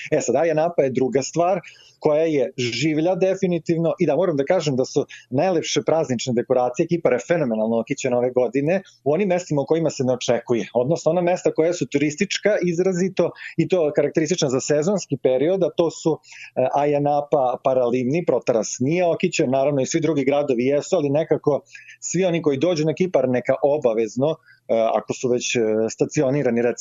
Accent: Serbia; kod nas u Srbiji

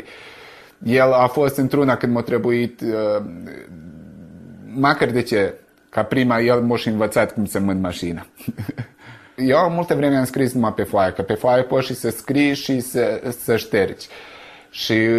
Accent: Sânmihai, Vojvodina, Serbia; now in Novi Sad, Serbia; satul meu, adică despre Sân Mihai

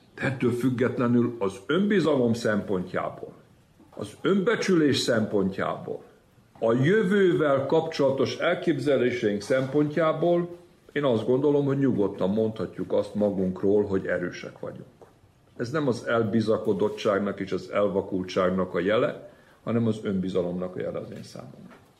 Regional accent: Vojvodina, Serbia; Én mindig vajdasági magyarnak éltem meg magam, és úgy is vallom

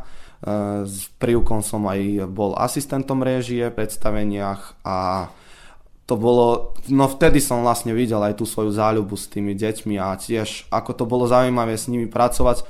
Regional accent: Serbia; tu u nás v Srbsku je asi 500 eur

